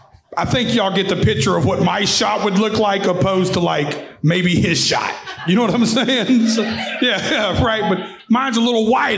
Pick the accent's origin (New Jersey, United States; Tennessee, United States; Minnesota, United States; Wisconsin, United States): Tennessee, United States; Nashville; So I'm from right here in Nashville, Tennessee. The locals will know I grew up in a place called Antioch, Tennessee.